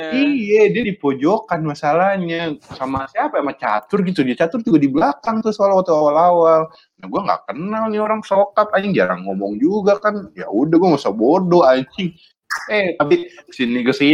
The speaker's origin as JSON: {"language": "Indonesian", "town": "Bandung", "region": "West Java", "country": "Indonesia", "said": "padahal gue orang Bandung"}